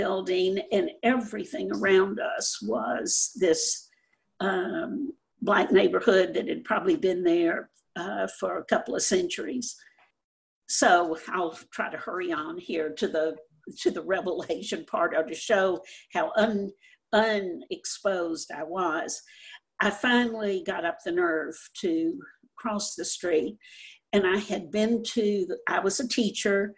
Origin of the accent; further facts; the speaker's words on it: Louisiana, United States; I was growing up in Louisiana.